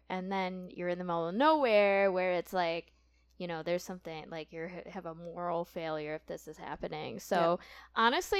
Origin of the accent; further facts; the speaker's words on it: Lewiston, New York, United States; Growing up in Lewiston